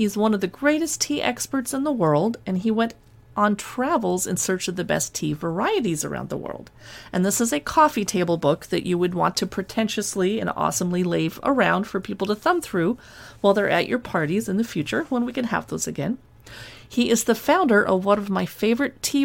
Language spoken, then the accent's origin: English; San Diego, California, United States; When I was a girl growing up in San Diego